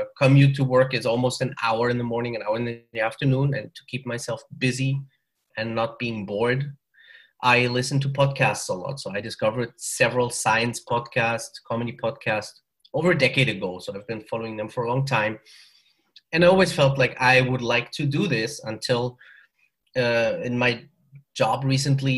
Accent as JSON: {"language": "English", "country": "Germany", "also_born_or_lived": "northern Mexico", "accent": "German", "moved": "yes", "lives_now": "Mexico", "said": "I'm from Germany originally. So I think you can hear that from the accent. But I'm living in northern Mexico"}